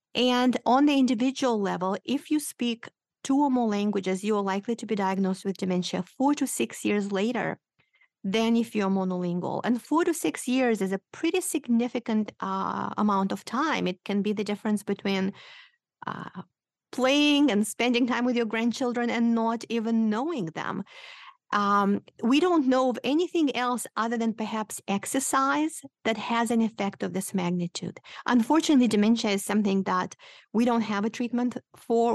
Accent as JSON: {"language": "English", "country": "Moldova", "tie": "born or raised there", "second_language": "English", "moved": "yes", "said": "I am originally from Moldova"}